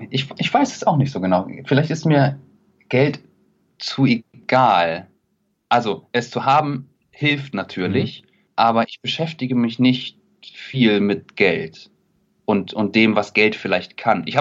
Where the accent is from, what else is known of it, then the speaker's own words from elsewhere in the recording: Kiel, Schleswig-Holstein, Germany; Und Kiel ist halt einfach meine Heimat. Ich bin da groß geworden, habe mir dann irgendwann auch mal die Frage gestellt, ob es in eine große Stadt geht, Hamburg, Berlin, München, und habe mich dagegen entschieden und es nie bereut.